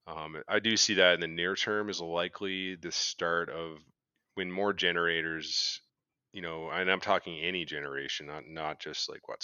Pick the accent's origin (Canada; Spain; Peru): Canada; I don't know. I'm Canadian.